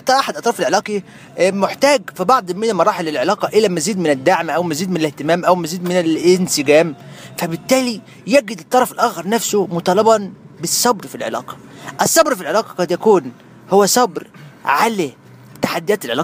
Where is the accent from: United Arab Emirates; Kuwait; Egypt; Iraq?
Egypt; Kafr El Sheikh, Kafr El Sheikh Governorate; عادي انا من كفر الشيخ بس بقول ان انا دايما من القاهره الحبيب